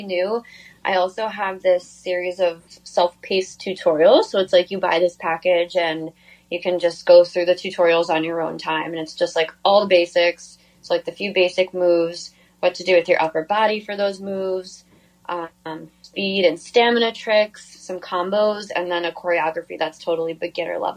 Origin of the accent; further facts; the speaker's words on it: New York, United States; also born or lived in Virginia / Los Angeles; I grew up in New York.